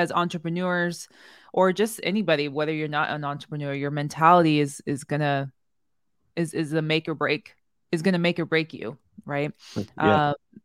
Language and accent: English; the Bay Area, California, United States; we're both from the Bay